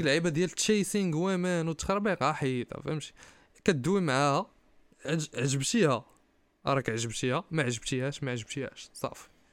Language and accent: Arabic; Kenitra, Rabat-Salé-Kénitra, Morocco